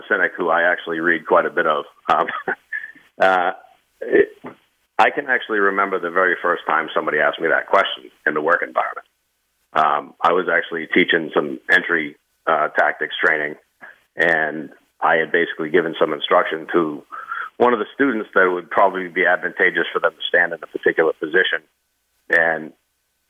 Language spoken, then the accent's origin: English; Northeast, United States; my hometown is a very, very blue-collar town up in the Northeast